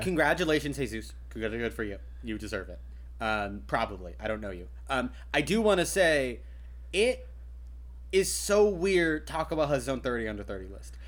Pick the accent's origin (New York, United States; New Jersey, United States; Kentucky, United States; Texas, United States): Kentucky, United States; I grew up in Kentucky, land of fried chicken.